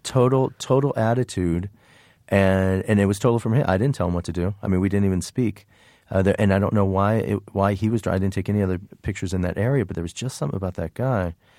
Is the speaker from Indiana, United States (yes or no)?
yes; Indiana, United States; moved away; also born or lived in New York; where I grew up in Indiana, there was no fashion business